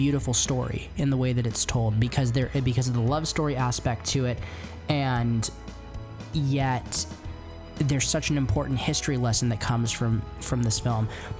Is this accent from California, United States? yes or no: yes; San Jose, California, United States; I've lived here my whole life. I'm actually from San Jose